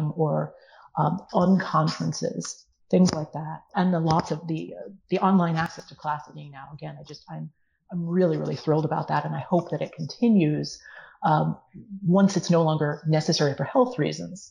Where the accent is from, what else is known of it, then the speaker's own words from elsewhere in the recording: United States; at least here in the United States